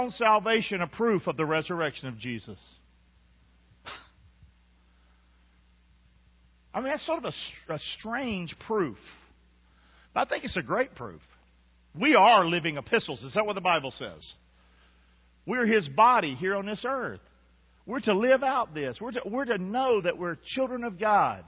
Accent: Rockingham, North Carolina, United States; I grew up in Rockingham.

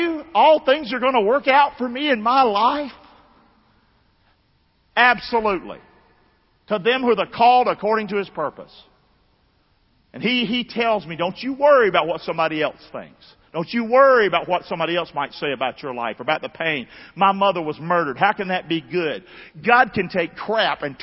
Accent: Rockingham, North Carolina, United States; moved away; I'm from Rockingham, 109 River Road, Rockingham

